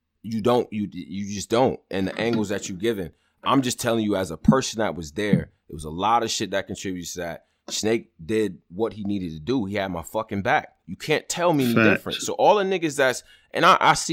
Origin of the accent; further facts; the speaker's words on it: Rochester, New York, United States; I'm from Rochester, New York